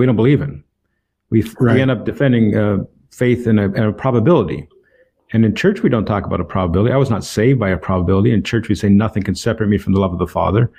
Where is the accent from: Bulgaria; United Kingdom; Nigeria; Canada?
Canada; Toronto, Ontario; moved away as an adult; now in Port Arthur, United States; I'm born and raised in Toronto, Ontario, Canada.